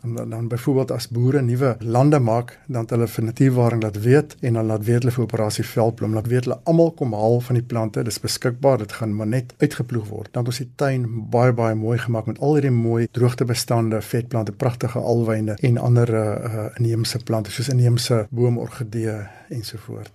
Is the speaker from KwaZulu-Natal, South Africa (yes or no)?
no; Johannesburg, Gauteng, South Africa; ek was in Linde, Johannesburg, ook op skool daar